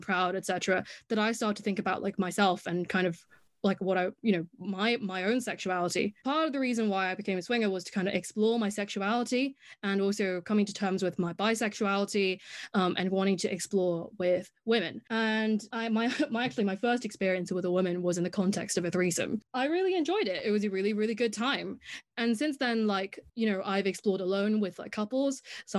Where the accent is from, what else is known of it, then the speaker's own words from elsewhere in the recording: Hong Kong; accent: English; now in United Kingdom; have an English accent, and I have been in the UK for the past 6 years. But actually before that, I grew up in Hong Kong